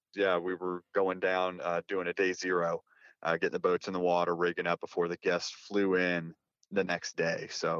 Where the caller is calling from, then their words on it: Fayetteville, West Virginia, United States; I'm calling from Fayetteville, West Virginia.